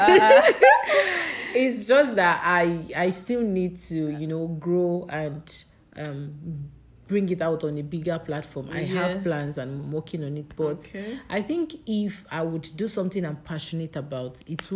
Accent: Nigeria; as a Nigerian

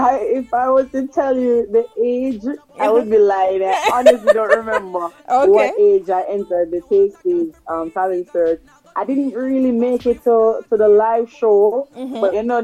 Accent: Portmore, Saint Catherine, Jamaica; Growing up in Portmore, I would say it was just nice and normal, you know, nothing extraordinary, just normal.

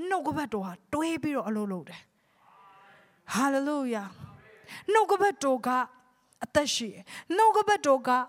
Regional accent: Myanmar

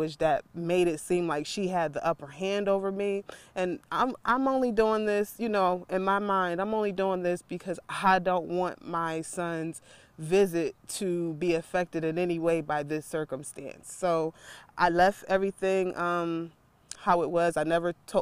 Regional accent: Philadelphia, Pennsylvania, United States; I'm from Philly

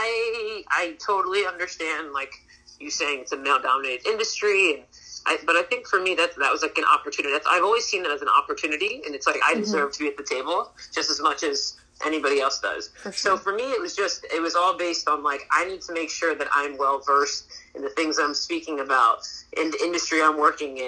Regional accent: East Coast, United States; I'm from the East Coast

